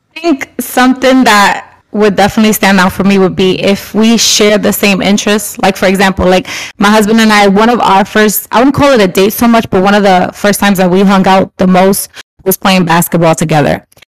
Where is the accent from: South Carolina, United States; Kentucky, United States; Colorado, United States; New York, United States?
New York, United States; growing up in New York